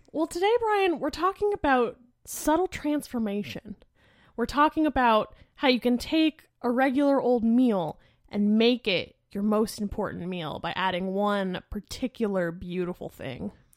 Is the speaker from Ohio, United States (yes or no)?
no; Lehigh Valley, Pennsylvania, United States; So, I grew up in Lehigh Valley, which is, like, maybe a two-hour drive from Philly